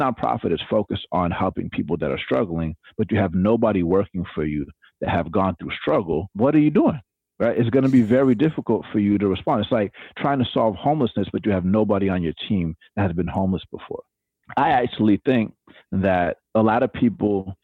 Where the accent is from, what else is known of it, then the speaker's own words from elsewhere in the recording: Atlanta, Georgia, United States; I grew up in Atlanta, Georgia